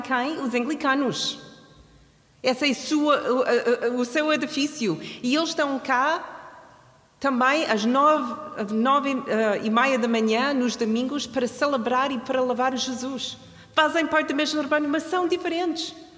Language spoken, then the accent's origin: Portuguese; Canada; now in Portugal; Eu sou do Canadá